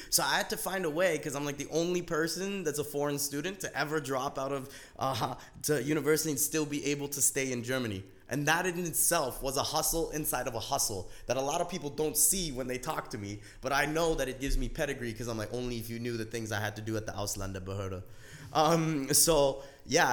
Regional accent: Canada; I was a first generation immigrant right? And I grew up in Canada.

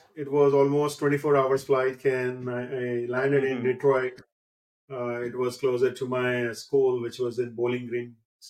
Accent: India; moved away as an adult; also born or lived in Mumbai / Pune; now in Ashburn, United States; I came from India.

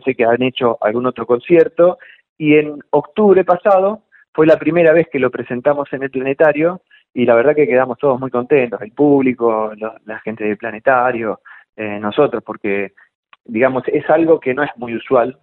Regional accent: Chivilcoy, Buenos Aires Province, Argentina; Nací en Chivilcoy

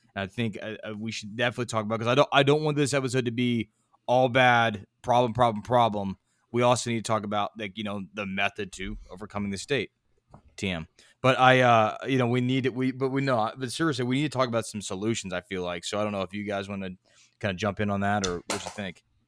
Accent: United States

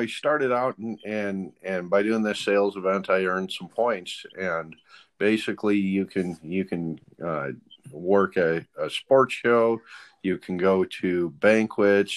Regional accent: Montana, United States; I grew up here in Montana

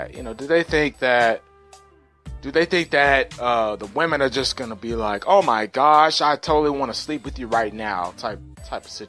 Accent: Dallas, Texas, United States; I was born and raised in Dallas

